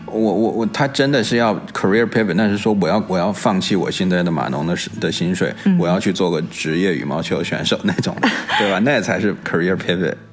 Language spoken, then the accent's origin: Chinese; Beijing, China; accent: a bit Beijing; 我这边又有，有的时候又带点北京的